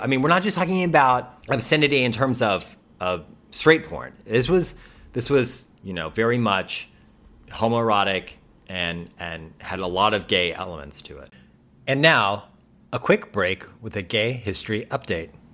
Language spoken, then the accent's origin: English; United States; as an American